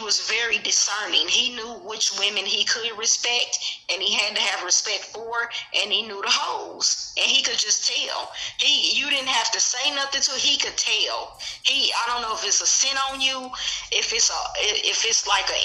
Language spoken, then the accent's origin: English; Kansas City, Missouri, United States; I'm from Kansas City. So we had our projects was called Shoto, Wayne Minor, TV Watkins